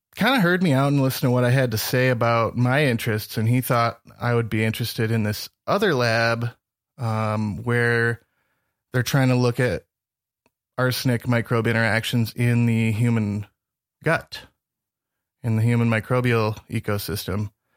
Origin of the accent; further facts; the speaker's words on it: Northern Michigan, United States; moved away as an adult; now in Montana, United States; I grew up in Northern Michigan